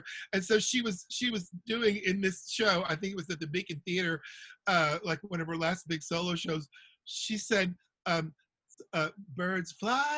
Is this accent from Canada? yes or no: no; the South, United States; I'm from the South where they say you catch more flies with honey than you do vinegar.